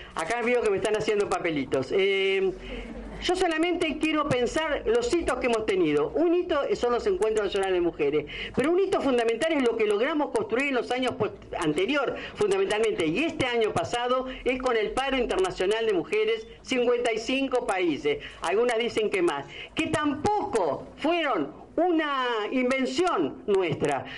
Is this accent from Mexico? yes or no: no; Argentina; este argentinismo que tenemos